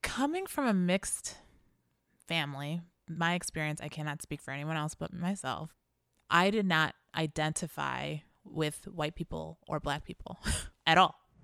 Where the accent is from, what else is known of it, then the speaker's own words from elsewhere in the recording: Chicago, Illinois, United States; I was born here